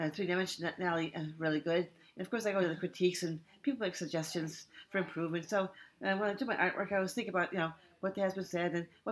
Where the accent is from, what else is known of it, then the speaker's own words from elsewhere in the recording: Lynn, Massachusetts, United States; moved away as an adult; also born or lived in Brookline, Massachusetts; now in Lincoln, United States; I grew up in Lynn, Massachusetts, which is right near Boston, and I lived in Brookline, Massachusetts for several years too, so I grew up in the Boston area